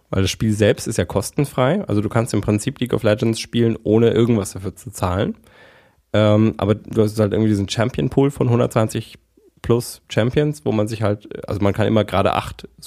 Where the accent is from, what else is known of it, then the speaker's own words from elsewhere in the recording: Berlin, Germany; Oh, ich bin, ähm, ich bin Berliner.